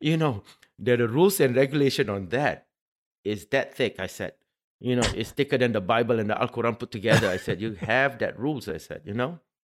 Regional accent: Singapore; now in United Arab Emirates; I'm Singaporean

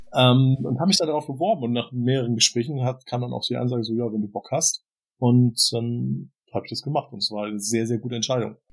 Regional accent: Southern Germany, Germany; moved away as an adult; also born or lived in Hamburg; im süddeutschen Raum, wo ich aufgewachsen bin

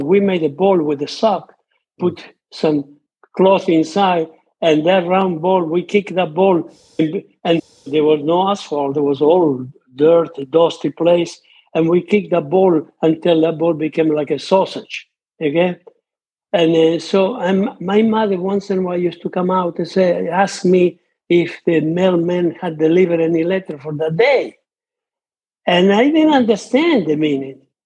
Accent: between Rome and Naples, near Monte Cassino, Lazio, Italy; English is a second language; moved away; I was born in Italy between Rome and Naples uh, during World War II, and everything. The area where my parents live was the area close to Monte Cassino

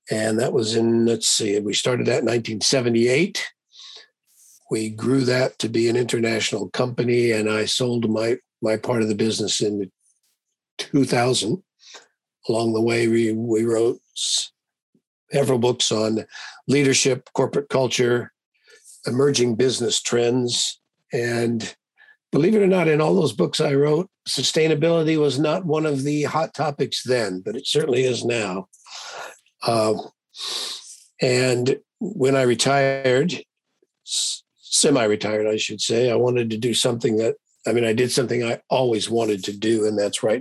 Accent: Oregon, United States; moved away; also born or lived in California / Massachusetts / Hawaii; I was born in Oregon. My family were fly fishers.

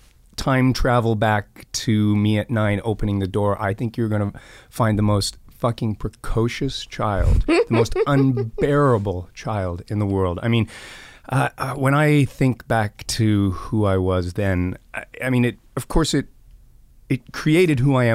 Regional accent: Scotland, United Kingdom; Yeah, I grew up in Scotland.

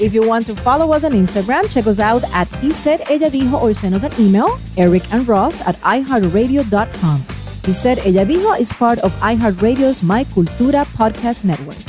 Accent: Puerto Rico; English is a second language; moved away; We are American citizens. And even though we're very much an island and we have our own culture

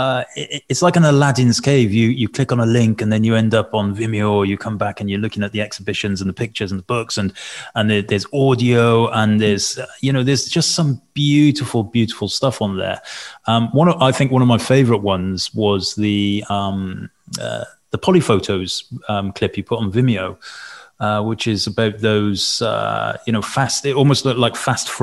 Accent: Newport, Wales, United Kingdom; I was born and brought up in Newport

